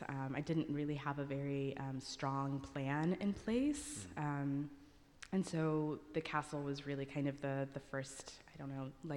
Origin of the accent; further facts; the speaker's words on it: Alabama, United States; also born or lived in Ghana; having come from a country, Ghana, that had this involvement in slavery, and then ending up, I grew up in Alabama, so ending up in a state where the, you know, effects of slavery are still so strongly felt